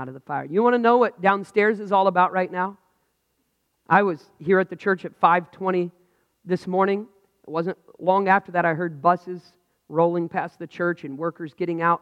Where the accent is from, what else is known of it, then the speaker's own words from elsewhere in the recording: United States; I'm frustrated as an American.